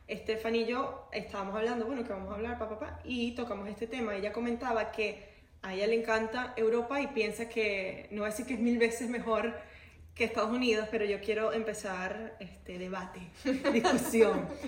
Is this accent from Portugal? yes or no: yes; Portugal; moved away; Esa fue la primera razón por la que yo me vine de Portugal, porque yo tengo mi familia allá, o sea, tenía mis amigos, tenía todo.